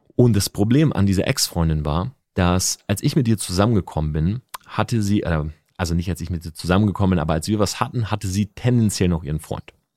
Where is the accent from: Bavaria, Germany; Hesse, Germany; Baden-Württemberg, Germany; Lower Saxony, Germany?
Lower Saxony, Germany; Delmhorst; Ich bin in Delmhorst groß geworden